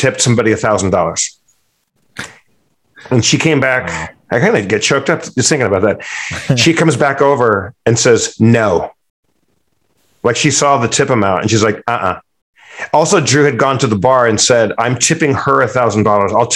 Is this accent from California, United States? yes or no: yes; California, United States; I'm from California